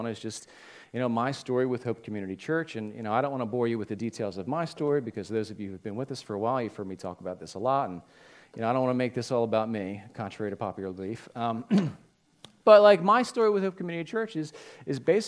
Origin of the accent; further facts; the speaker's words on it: Holmes, Pennsylvania, United States; moved away as an adult; now in Norwood, United States; I live in Norwood now. I grew up in Holmes